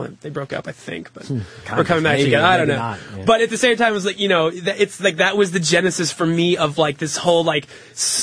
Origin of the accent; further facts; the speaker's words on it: Connecticut, United States; moved away; I grew up in Connecticut